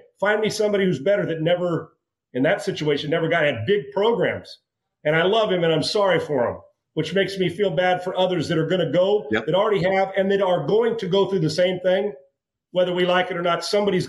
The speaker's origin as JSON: {"language": "English", "town": "Escondido", "region": "California", "country": "United States", "tie": "born or raised there", "said": "I grew up in Escondido, which is heavy Hispanic."}